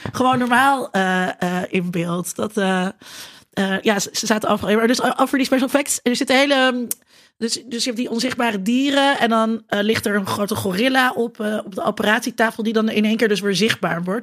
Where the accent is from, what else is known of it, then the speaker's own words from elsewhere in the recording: Netherlands; als Nederlanders